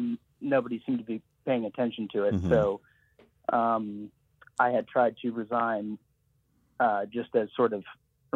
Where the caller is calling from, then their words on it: Los Angeles, California, United States; I'm calling from Los Angeles.